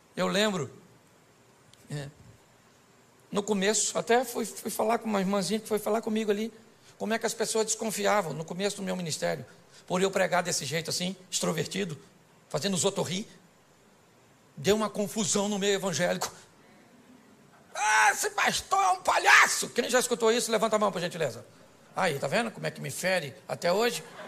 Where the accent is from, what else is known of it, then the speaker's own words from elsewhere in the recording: Rio de Janeiro, Brazil; eu sou carioca